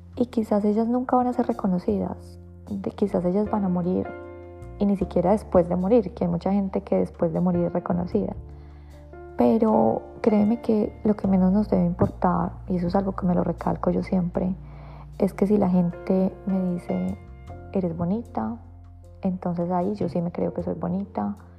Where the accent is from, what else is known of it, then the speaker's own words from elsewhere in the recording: Colombia; moved away; vengo de Colombia